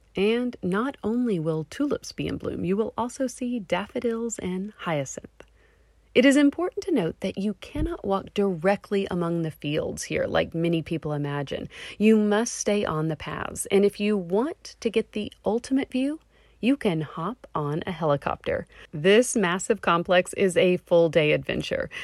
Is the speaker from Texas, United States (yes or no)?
yes; Texas, United States; I am from Texas